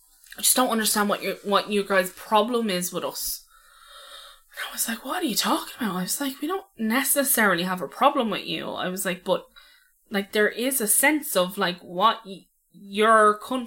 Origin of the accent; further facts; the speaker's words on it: United Kingdom; born there; I was born in the United Kingdom. I don't have a Dublin accent.